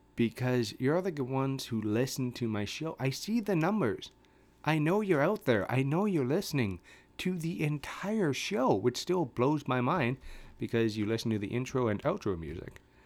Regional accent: Canada; I'm a Canadian

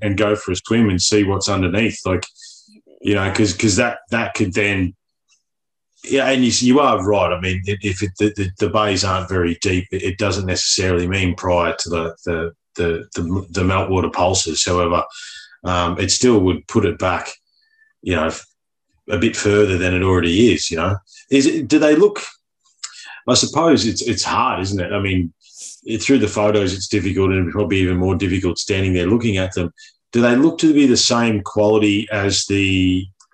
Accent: Victoria, Australia; I grew up in Victoria. We had a tram system in my hometown

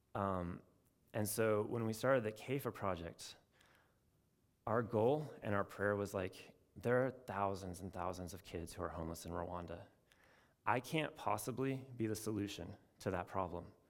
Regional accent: Portland, Oregon, United States; moved away as an adult; also born or lived in Chapel Hill, North Carolina; I'm from Portland, Oregon

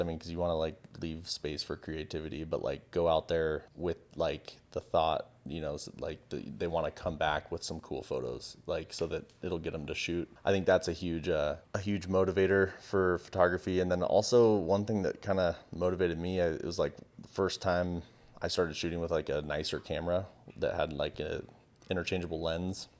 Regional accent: San Diego, California, United States; I grew up in San Diego. by the beach

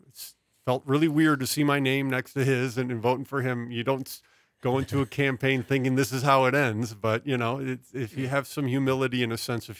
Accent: Midwest, United States; We're originally both from the American Midwest, which is fallen into ruin.

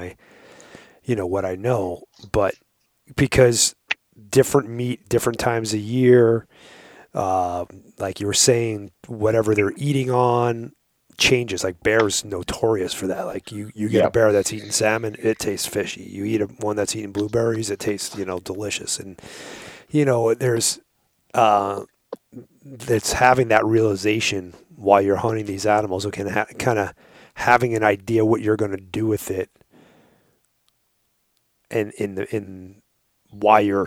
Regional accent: Long Island, New York, United States; I grew up on Long Island

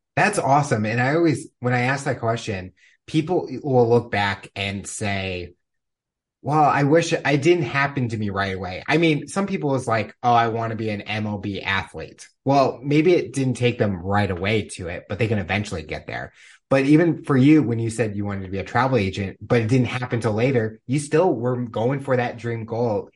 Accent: Missouri, United States; growing up in Missouri

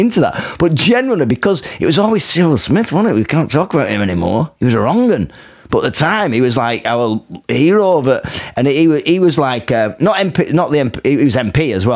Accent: Rochdale, North West England, United Kingdom; I grew up in Rochdale

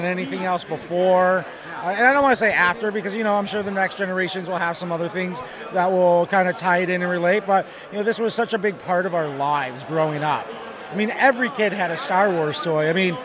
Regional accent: Chicago, Illinois, United States; now in Hawaii, United States; I'm from Hawaii, but I'm originally from Chicago

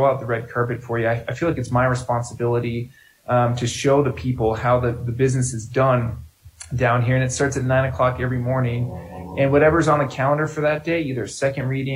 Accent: Boulder, Colorado, United States; I'm a fourth generation Coloradan. I grew up in Boulder

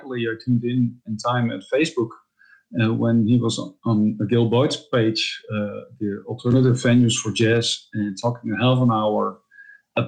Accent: Netherlands; also born or lived in Utrecht / Amsterdam; I'm a Dutch double bassist, composer, and producer. I'm based in the Netherlands, in Europe. I live a 1 hour drive from Amsterdam.

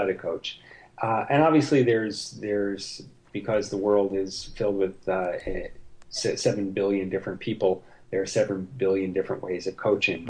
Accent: New York, United States; I'm from New York, and so I'm a New York Jet fan

